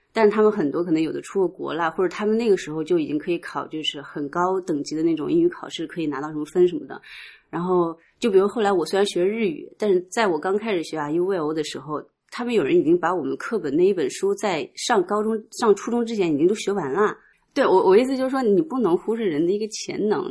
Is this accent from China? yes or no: yes; Nanjing, Jiangsu, China; also born or lived in rural countryside (unspecified); 我其实小时候在农村长大的嘛，然后突然到了南京，其实也有一段不适应